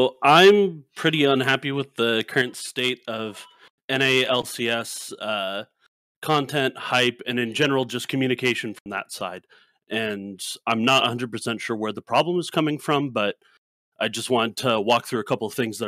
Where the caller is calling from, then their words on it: Santa Clara, California, United States; Santa Clara, California.